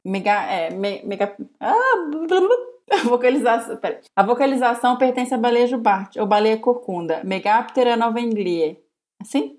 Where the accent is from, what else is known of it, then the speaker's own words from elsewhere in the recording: Minas Gerais, Brazil; eu sou mineira